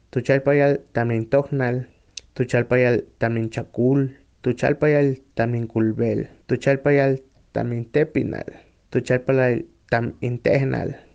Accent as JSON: {"language": "Spanish", "town": "Naranjos", "region": "Veracruz", "country": "Mexico", "said": "yo vengo de Zaragoza, Naranjos, Veracruz."}